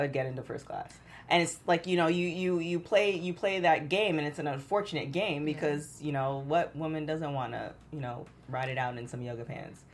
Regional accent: Toronto, Ontario, Canada; now in Los Angeles, United States; growing up in Toronto

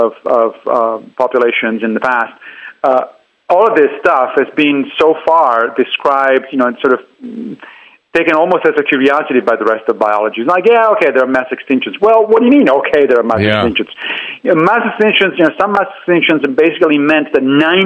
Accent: Italy; moved away as an adult; also born or lived in Tennessee; I grew up in Italy

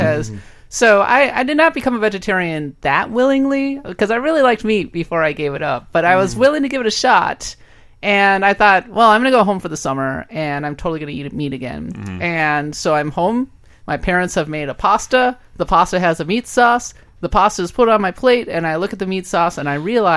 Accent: Midwest, United States; moved away; I come from the Midwest

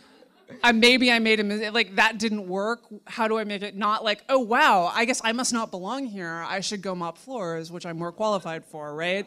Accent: New York City, New York, United States; I grew up in Manhattan in the seventies and early eighties

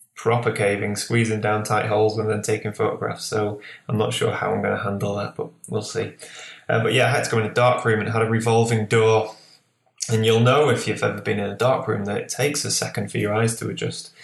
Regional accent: Lancashire, North West England, United Kingdom; also born or lived in Newcastle; now in Whitley Bay, United Kingdom; where I grew up in Lancashire, which is the northwest, I grew up

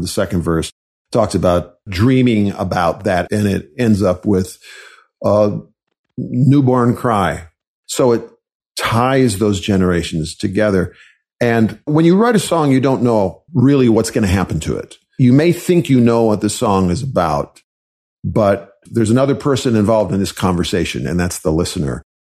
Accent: Wisconsin, United States; I was raised in Wisconsin

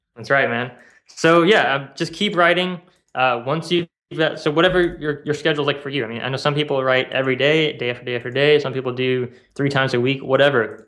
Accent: South Bend, Indiana, United States; moved away as an adult; now in Kauai, United States; I grew up in South Bend and, uh, I moved here a couple years ago.

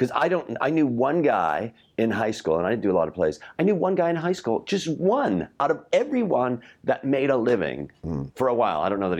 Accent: Chicago, Illinois, United States; Yes, I grew up in Chicago

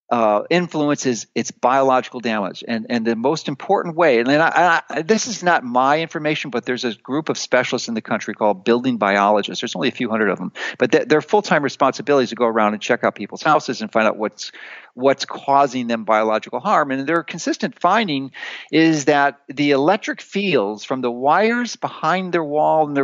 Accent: Chicago, Illinois, United States; moved away as an adult; I grew up in Chicago. I spent 55 years there

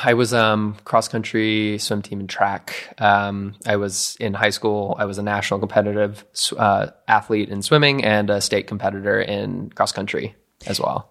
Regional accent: Midwest, United States; moved away as an adult; now in California, United States; I grew up in the Midwest

